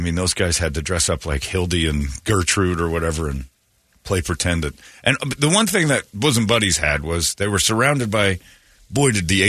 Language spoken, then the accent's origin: English; Alabama, United States; I'm from Alabama.